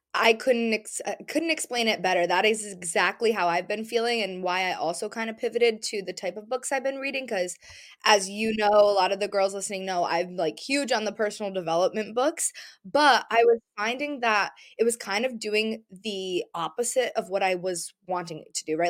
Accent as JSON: {"language": "English", "region": "New England", "country": "United States", "tie": "born or raised there", "said": "growing up in New England, growing up in a beach area"}